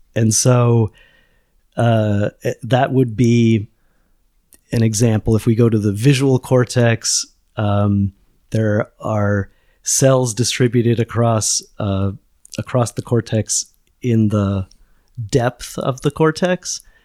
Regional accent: United States; moved away as an adult; now in Lisbon, Portugal; I'm an American

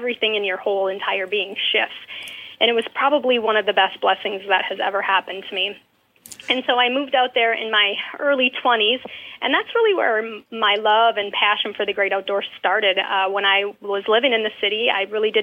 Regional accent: La Crosse, Wisconsin, United States; I was born and raised in La Crosse, Wisconsin

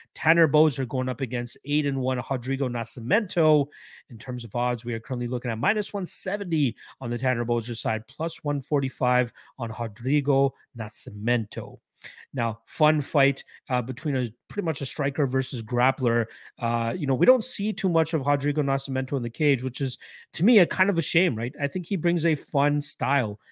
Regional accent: Canada; as a Canadian

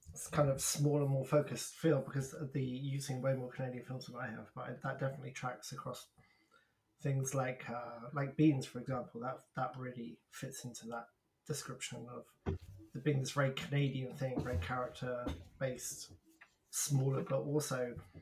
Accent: England, United Kingdom; I'm English

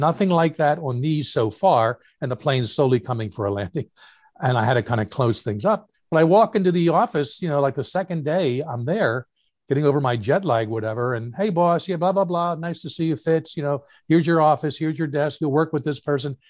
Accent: Philadelphia, Pennsylvania, United States; also born or lived in New York City; growing up in Philly

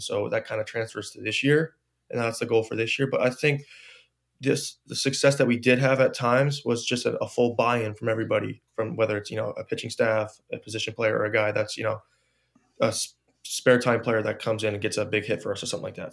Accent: New Jersey, United States; I wanted to play f, for my home state, you know, I didn't wanna travel far away from home.

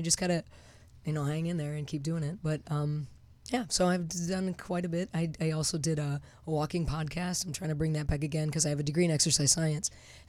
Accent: Detroit, Michigan, United States; moved away as an adult; now in California, United States; I grew up in Detroit.

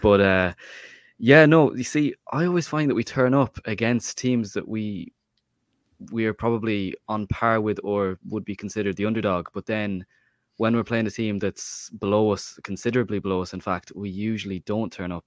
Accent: Mayo, Connacht, Ireland; I'm from Mayo

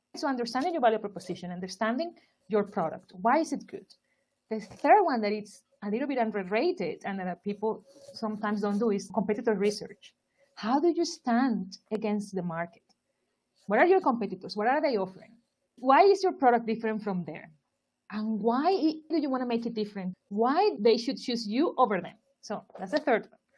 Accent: Barranquilla, Atlántico, Colombia; moved away as an adult; also born or lived in Turkey; now in London, United Kingdom; I am from Barranquilla, Colombia.

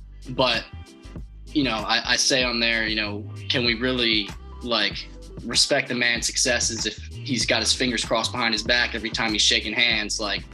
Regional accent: Nashville, Tennessee, United States; I'm from Nashville, Tennessee.

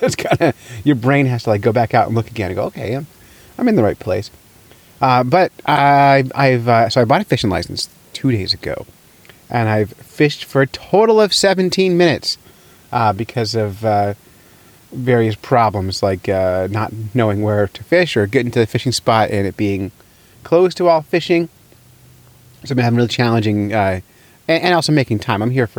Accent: New Hampshire, United States; New Hampshire.

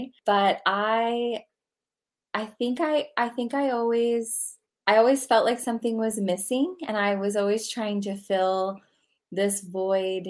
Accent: New York, United States; we lived in this suburban town outside of New York, about 45 minutes north.

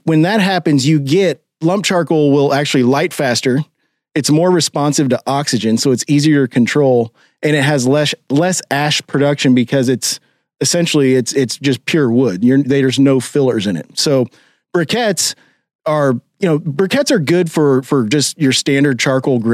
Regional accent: Kansas City, United States; growing up in Kansas City

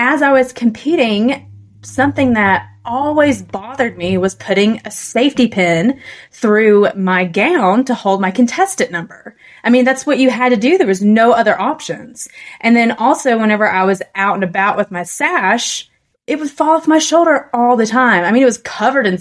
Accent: Tennessee, United States; I'm from Tennessee

